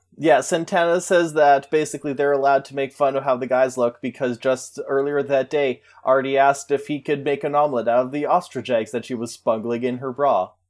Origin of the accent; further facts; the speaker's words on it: Saskatchewan, Canada; we're from Saskatchewan